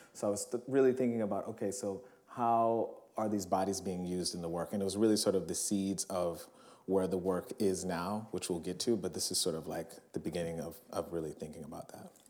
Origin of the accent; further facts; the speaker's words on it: New Orleans, Louisiana, United States; moved away; my hometown, New Orleans